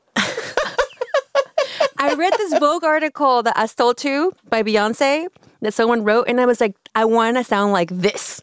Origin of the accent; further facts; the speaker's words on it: Oaxaca, Mexico; now in Los Angeles, United States; I grew up in Oaxaca